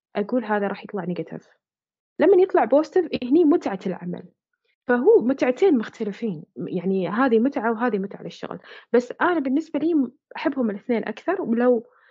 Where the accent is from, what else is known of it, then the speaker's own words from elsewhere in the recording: Bahrain; احنا عندنا هنا في البحرين